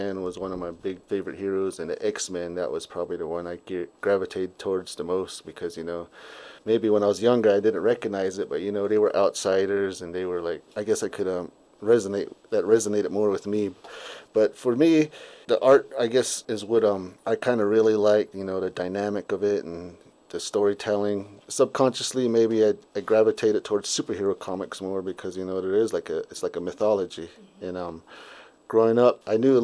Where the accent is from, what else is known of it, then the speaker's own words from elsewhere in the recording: Shiprock, New Mexico, United States; now in Bloomfield, United States; I was born in Shiprock, New Mexico, and I'm currently based out of Bloomfield, New Mexico